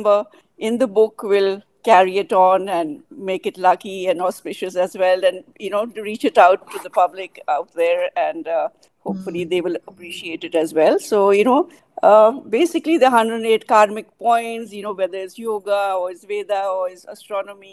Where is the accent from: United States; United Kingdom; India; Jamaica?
India; moved away as an adult; now in Nepal; I'm originally from India